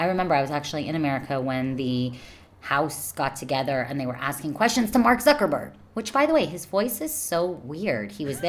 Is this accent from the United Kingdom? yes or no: yes; United Kingdom; I'm not Mexican. I'm British.